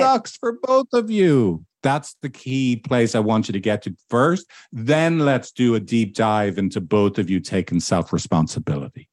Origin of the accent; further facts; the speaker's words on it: Ireland; moved away; back in my home country of Ireland